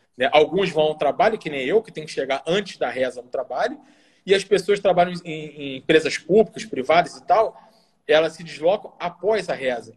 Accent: Bento Gonçalves, Rio Grande do Sul, Brazil; also born or lived in Brasília / Rio de Janeiro; now in Doha, Qatar; Eu sou do interior, né? Do Rio Grande do Sul. Eu sou gaúcho. Então lá de onde eu venho, lá de Bento Gonçalves

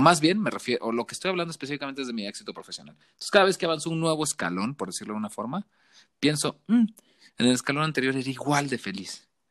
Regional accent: Tabasco, Mexico; moved away as an adult; now in Mexico City, Mexico; yo soy de Tabasco

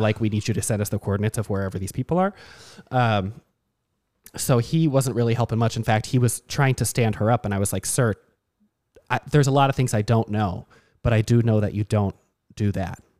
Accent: Burnsville, Minnesota, United States; I'm from Burnsville

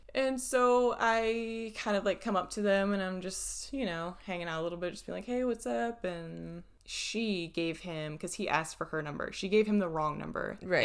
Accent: United States; I would say I was American

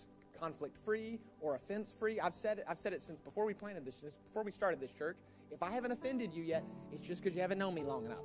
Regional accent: United States; now in United Kingdom; My home country's greatest contribution to the UK

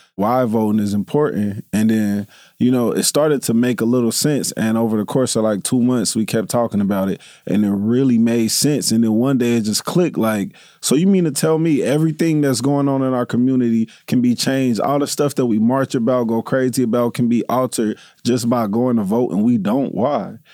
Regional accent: Dayton, Ohio, United States; I'm, I'm, I'm from Dayton

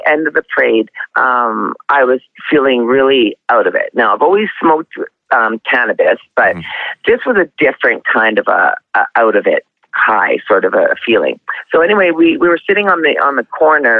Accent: Canada; also born or lived in Lethbridge, Alberta; I'm Canadian. I live in Lethbridge, Alberta.

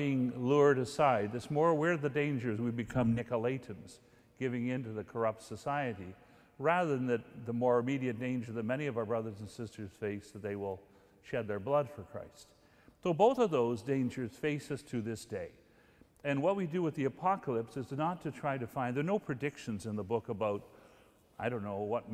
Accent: Guelph, Ontario, Canada; Guelph, my hometown

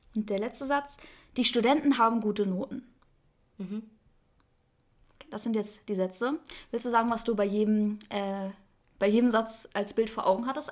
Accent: Northern Germany, Germany; ich bin im Norden geboren. Ich bin komplette Norddeutsche, wie man vielleicht auch ein bisschen hört

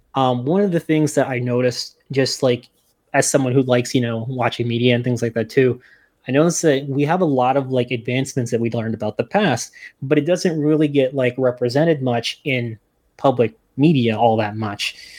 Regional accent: New Jersey, United States; now in Albany, United States; I'm originally from New Jersey

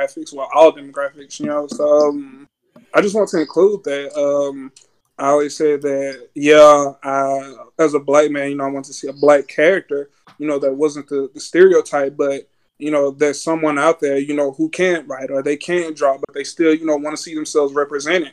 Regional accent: Louisiana, United States; moved away as an adult; also born or lived in Nacogdoches, Texas; now in Houston, United States; I'm from Louisiana, you know what I'm saying? Born and raised

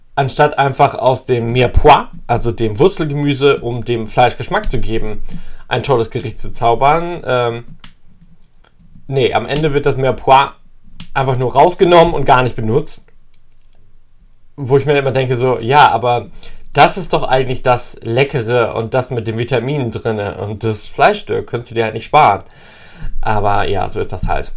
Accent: East Frisia, Lower Saxony, Germany; Ich bin ein gebürtiger Friese

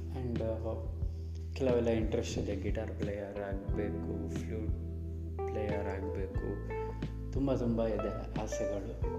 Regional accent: Udupi, Karnataka, India; moved away as an adult; also born or lived in Kaup; now in Shivamogga, India; ನಾನು ಮೂಲತಃ ಉಡುಪಿಯವನು ಉಡುಪಿ ಅಲ್ಲಿ ಸೊ ನನ್ನ ಮನೆ ಹುಟ್ಟಿದ್ದು ಅಲ್ಲೇ ಜೊತೆಗೆ ಬೆಳೆದಿದ್ದು ಕೂಡ ಅಲ್ಲೇ

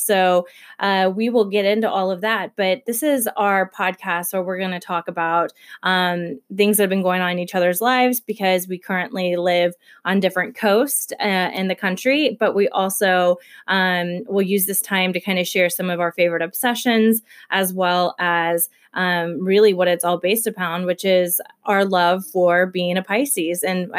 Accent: Detroit, Michigan, United States; also born or lived in Kentucky; I am originally from Kentucky, but I do not have near as cute of an accent as Whitney because my parents also raised me in Detroit, Michigan.

